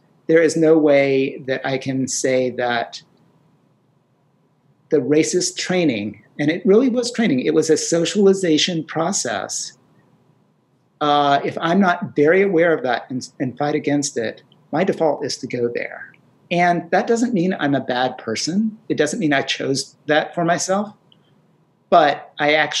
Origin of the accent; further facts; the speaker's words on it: North Carolina, United States; I grew up in North Carolina in the 60s and 70s.